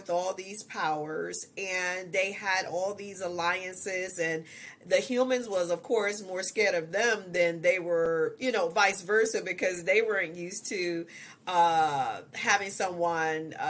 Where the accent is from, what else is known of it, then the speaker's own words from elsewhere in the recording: Ohio, United States; moved away as an adult; now in Georgia, United States; I did go back home, which we're from Ohio. We moved to Georgia 2 years ago